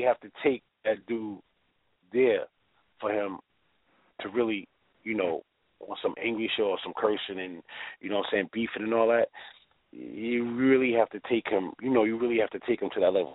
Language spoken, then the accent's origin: English; New York City, New York, United States; maybe a few blocks away, like from Springfield